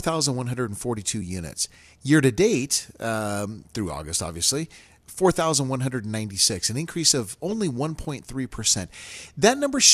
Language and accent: English; Reno, Nevada, United States; growing up in Reno